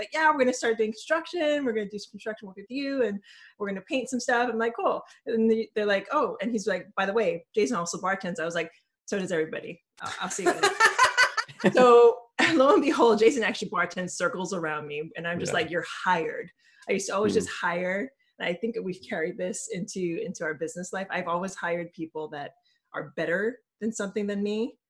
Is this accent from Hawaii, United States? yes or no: yes; Hawaii, United States; also born or lived in New York; now in San Francisco, United States; I'm originally from Hawaii.